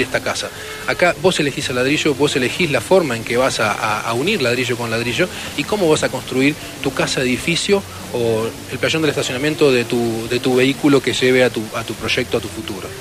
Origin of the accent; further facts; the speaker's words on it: Argentina; siendo argentinos